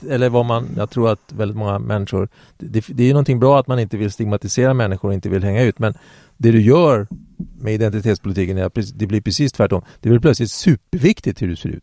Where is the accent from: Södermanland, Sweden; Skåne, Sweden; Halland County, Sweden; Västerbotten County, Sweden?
Södermanland, Sweden; Eskilstuna; där är jag född